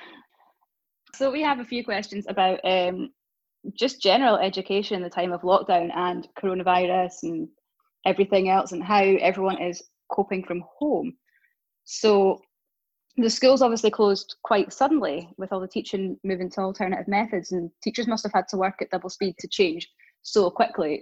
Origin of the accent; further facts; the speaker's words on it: East Coast of Scotland, United Kingdom; accent: Scottish; I'm obviously from the East Coast. So I really roll my R's